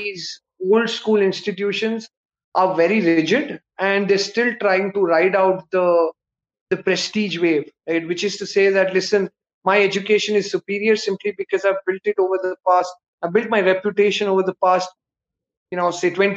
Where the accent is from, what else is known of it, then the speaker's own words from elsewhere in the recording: Bangalore, Karnataka, India; I'm a South Indian. I'm from Bangalore. My Hindi is terrible